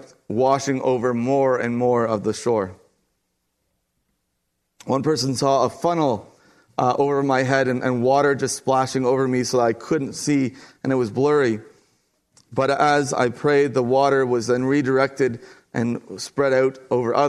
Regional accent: Kincardine, Ontario, Canada; Kincardine, Ontario

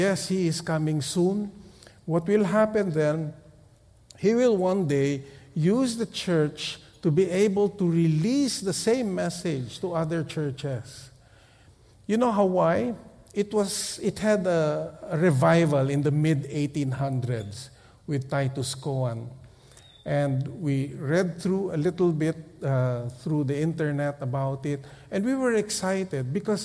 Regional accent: Philippines; We come from the Philippines

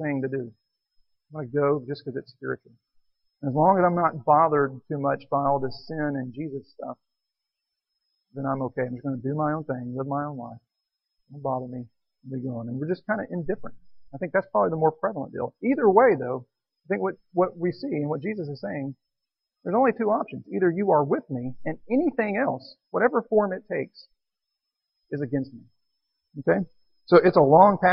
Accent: Texas, United States; Texan, born and raised in Texas, lived all my life

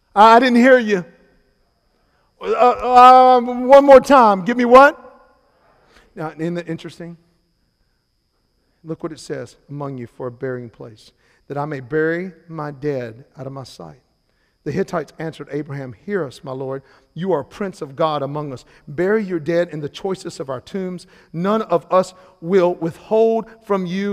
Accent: Salisbury, North Carolina, United States; moved away as an adult; now in Charleston, United States; I am from Salisbury, North Carolina

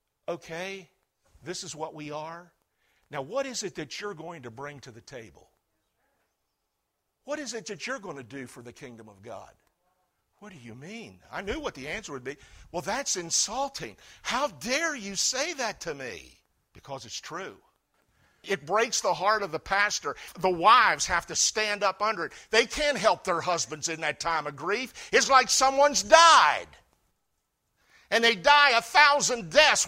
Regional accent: United States; as an American citizen

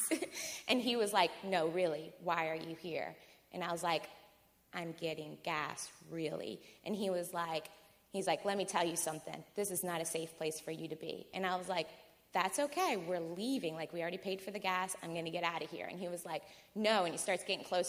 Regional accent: New Orleans, Louisiana, United States; I'm from New Orleans.

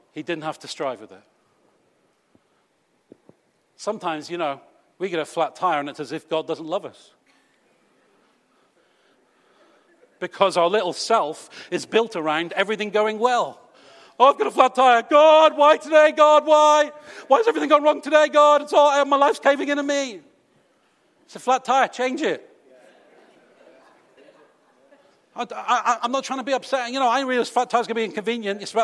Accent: United Kingdom; we're British.

